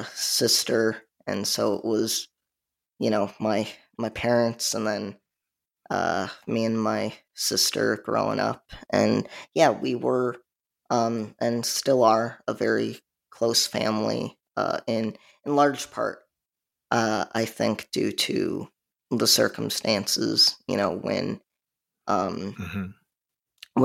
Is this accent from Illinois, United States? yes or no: yes; Chicagoland suburbs, Illinois, United States; now in South Carolina, United States; I live in South Carolina, but I'm originally from the Chicagoland suburbs.